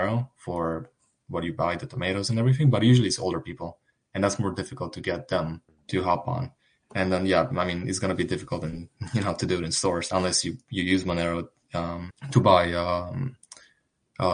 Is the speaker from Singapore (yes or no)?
no; Sibiu, Sibiu County, Romania; now in United States; my hometown, Sibiu.